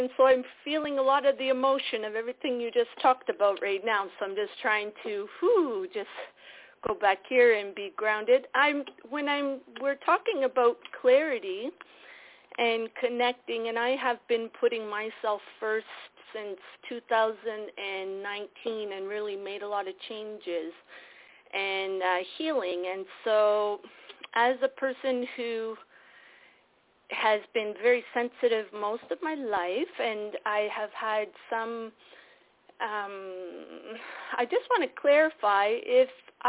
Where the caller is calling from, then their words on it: Toronto, Ontario, Canada; Yes, Ontario, Toronto.